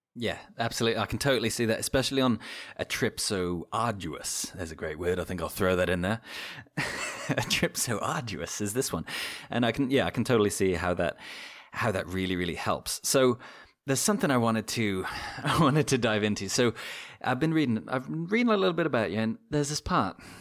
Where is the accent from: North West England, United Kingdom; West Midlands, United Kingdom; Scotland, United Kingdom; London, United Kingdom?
West Midlands, United Kingdom; Shrewsbury; born or raised there